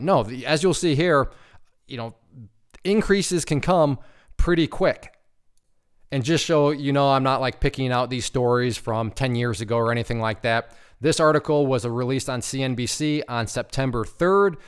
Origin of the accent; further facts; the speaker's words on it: Ohio, United States; now in Michigan, United States; I grew up in Ohio, right next to an Indiana. I currently live in Michigan, right above Indiana